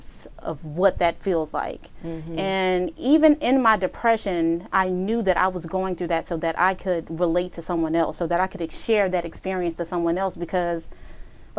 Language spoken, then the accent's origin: English; Houston, Texas, United States; I am from Houston, born and raised southwest side of Houston